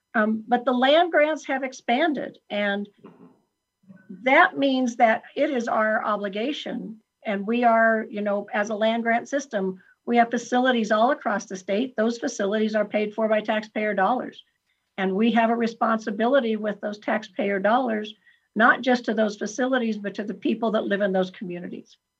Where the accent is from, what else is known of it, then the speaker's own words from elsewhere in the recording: Franktown, Colorado, United States; also born or lived in Virginia Dale, Colorado; I was born and raised in Franktown, Colorado, which was um, 45 miles from nowhere